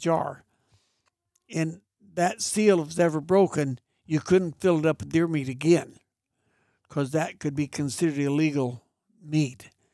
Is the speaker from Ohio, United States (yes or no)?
no; Mariposa, California, United States; I was raised on Chowchilla Mountain Road out of Mariposa.